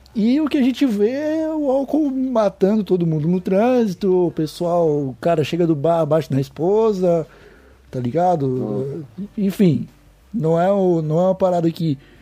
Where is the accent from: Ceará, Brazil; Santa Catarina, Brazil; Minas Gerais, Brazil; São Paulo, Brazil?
Santa Catarina, Brazil; Palhoça; sou de Santa Catarina, cara, sou de Palhoça